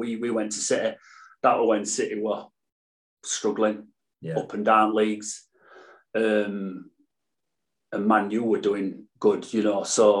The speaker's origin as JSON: {"language": "English", "town": "Sheffield", "region": "Yorkshire and the Humber", "country": "United Kingdom", "tie": "born or raised there", "said": "Yeah, I'm from Sheffield. In just up from Wednesday Ground, Hillsborough, Parson Cross, just up there. Literally a 5-minute walk from Chef Wednesday Ground. From born, same house until I were, well, I moved out, I think I was 24."}